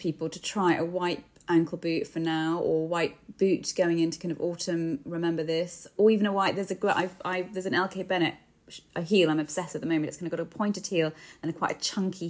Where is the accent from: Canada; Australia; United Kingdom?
United Kingdom; we're so British